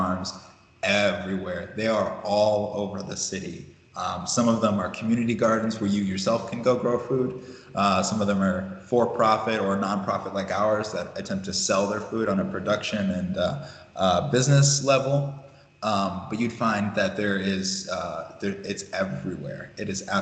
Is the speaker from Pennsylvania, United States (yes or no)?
no; Ohio, United States; moved away as an adult; also born or lived in Dallas / Oakland; now in Chicago, United States; I was born in Ohio and lived in Dallas. Spent a lot of the formative years in Ohio.